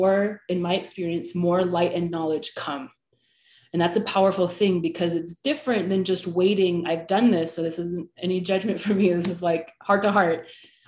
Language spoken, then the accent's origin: English; the Bay Area, California, United States; now in Utah, United States; I'm from the Bay Area